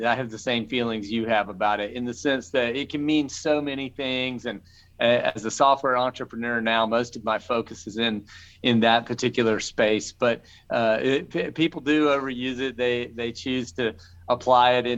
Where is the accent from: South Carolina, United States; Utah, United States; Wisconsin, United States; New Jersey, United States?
South Carolina, United States; Charleston; my hometown of Charleston, South Carolina